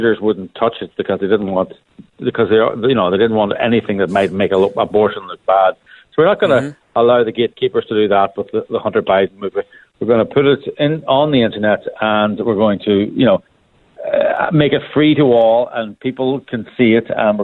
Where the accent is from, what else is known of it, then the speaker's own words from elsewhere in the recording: Ireland; accent: Irish; as people can hear from my accent, I'm Irish